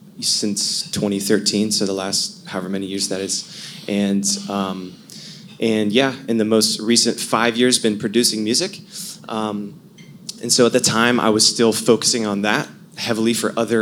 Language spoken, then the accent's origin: English; Atlanta, Georgia, United States; moved away; also born or lived in Los Angeles, California; I'm originally from Atlanta, Georgia